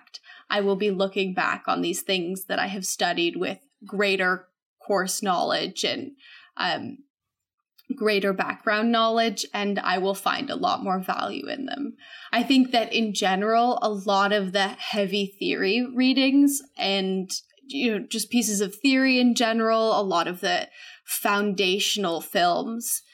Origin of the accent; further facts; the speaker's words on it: Whidbey Island, Washington, United States; moved away as an adult; also born or lived in New Haven, Connecticut; I am originally from Whidbey Island, Washington State, which is like this little teeny island north of Seattle.